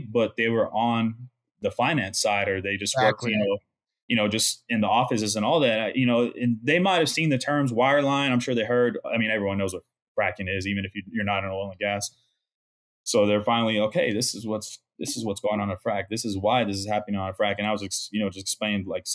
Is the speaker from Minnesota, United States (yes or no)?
no; Midland, Texas, United States; We went to high school together. We grew up in Midland, Texas together